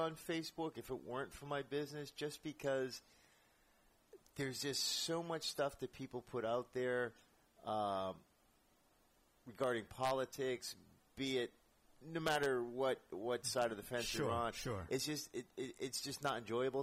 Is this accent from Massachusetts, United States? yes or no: yes; Boston, Massachusetts, United States; also born or lived in New York; now in San Francisco, United States; I grew up in Boston